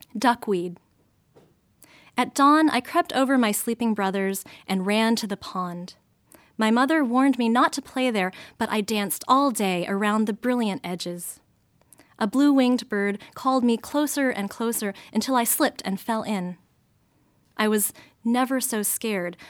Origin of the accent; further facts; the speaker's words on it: United States; I was born and raised in the States